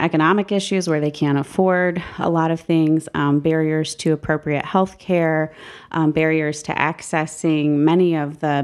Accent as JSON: {"language": "English", "town": "Massillon", "region": "Ohio", "country": "United States", "also_born_or_lived": "Columbus, Ohio", "moved": "as an adult", "lives_now": "Toledo, United States", "said": "I'm originally from Maslin, Ohio."}